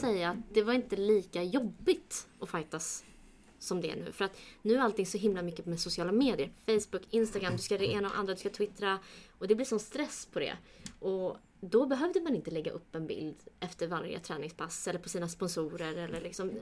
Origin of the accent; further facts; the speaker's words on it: Sweden; jag är uppväxt här, jag ser mig mer svensk än kurd